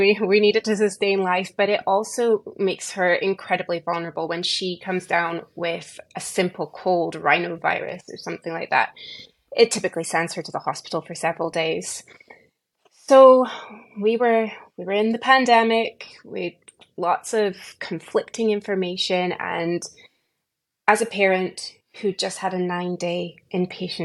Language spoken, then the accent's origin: English; United Kingdom; moved away as an adult; now in Texas, United States; I'm born and raised in the United Kingdom.